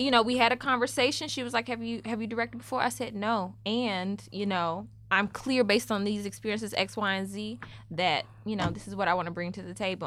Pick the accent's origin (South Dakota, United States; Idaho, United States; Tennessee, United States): Tennessee, United States; Memphis; moved away as an adult; now in New York, United States; I'm from Memphis